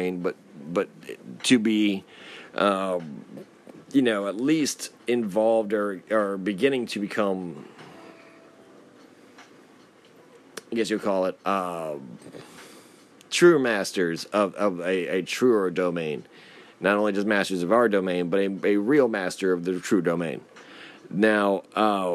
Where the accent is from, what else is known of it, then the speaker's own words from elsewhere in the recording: United States; as an American